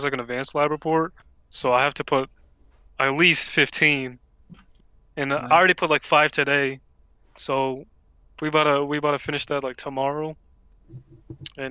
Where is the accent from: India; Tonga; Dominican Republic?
India; I'm Indian.